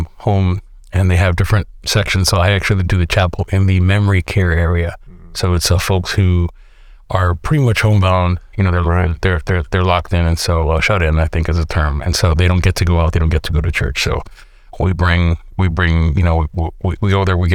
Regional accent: New York City, New York, United States; moved away as an adult; also born or lived in California / Brooklyn; So we are from New York City, from the Bronx in New York. I spent my whole life there

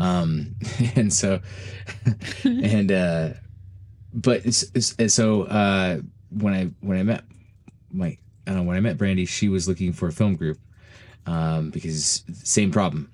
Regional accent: Utah, United States; moved away as an adult; also born or lived in Florida; I'm originally from Utah

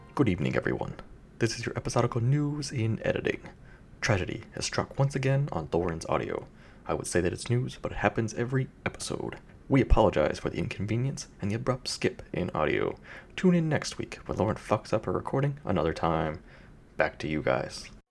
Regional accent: United States; I'm American

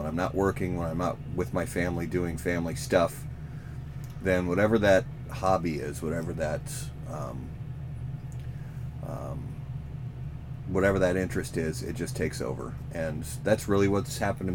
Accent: Minnesota, United States; I'm also from Minnesota

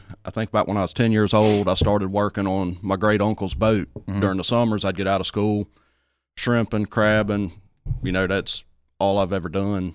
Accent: St. Martin, Mississippi, United States; I grew up in the St. Martin area.

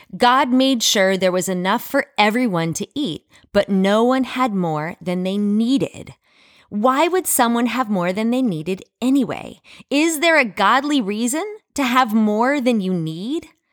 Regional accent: United States; as an American

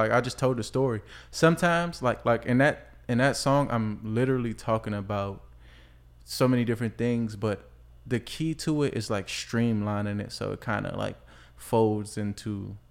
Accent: Washington, District of Columbia, United States; I was born on Webster Street. That's northwest over there by like Petworth area.

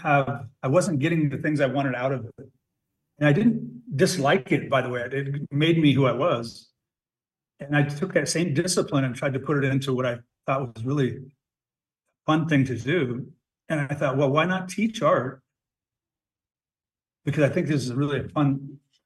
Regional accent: Lander, Wyoming, United States; also born or lived in Dubois, Wyoming; I came back to my hometown of Lander

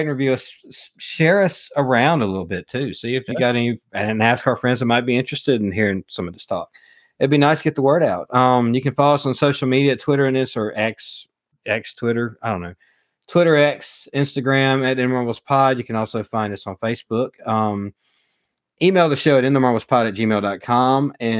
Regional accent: the South, United States; accent: Southern; they do like to rag me a little bit about my Southern accent.

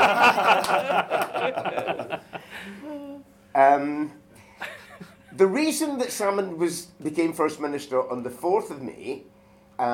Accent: Glasgow, Scotland, United Kingdom; I'm 62 and I'm from Glasgow

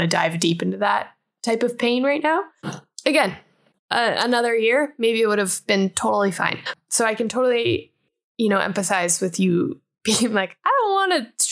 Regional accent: Colorado, United States; growing up in Colorado.

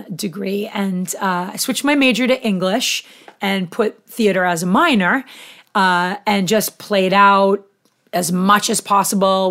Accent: Haverhill, Massachusetts, United States; I was born in Haverhill, Mass

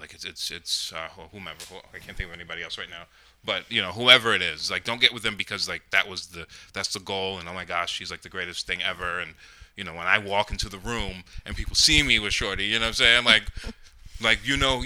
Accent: Rockland, New York, United States; I grew up in Rockland, I was like, I wanted to leave

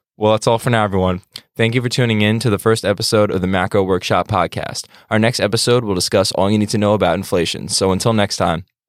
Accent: New York, United States; I'm from Pro of New York and live about ten minutes away from Stack

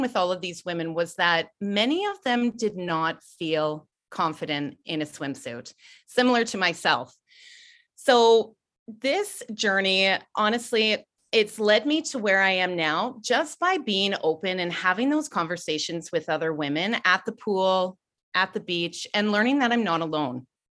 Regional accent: Ontario, Canada; moved away; I'm originally from Ontario. I grew up swimming

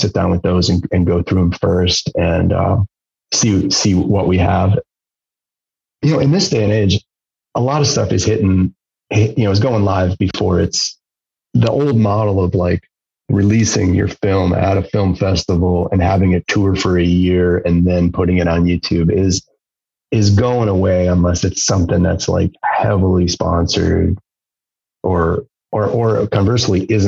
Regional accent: Wisconsin, United States; now in Marquette, United States; I'm from Wisconsin

